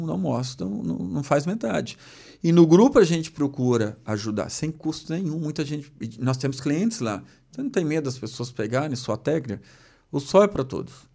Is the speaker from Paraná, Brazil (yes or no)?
yes; Maringá, Paraná, Brazil; moved away; also born or lived in Lages, Santa Catarina; eu sou natural de Maringá